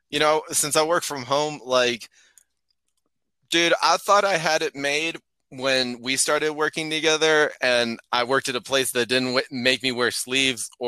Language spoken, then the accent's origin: English; Arizona, United States; now in Colorado, United States; Yeah, no, I'm from Arizona, and um, yeah, this is like I never moved.